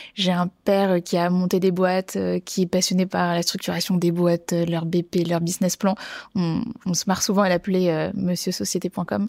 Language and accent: French; Bordeaux, Nouvelle-Aquitaine, France; j'ai grandi à Bordeaux